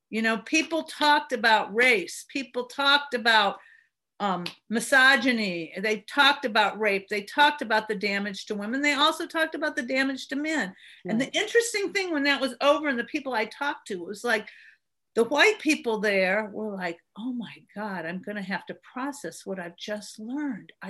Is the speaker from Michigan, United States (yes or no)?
no; Berkeley, California, United States; now in Birmingham, United States; I, I moved here from Berkeley, California, back in the '70s